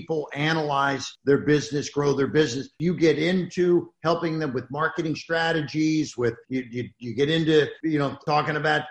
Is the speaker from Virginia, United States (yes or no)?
no; Tampa, Florida, United States; I'm from Tampa, Florida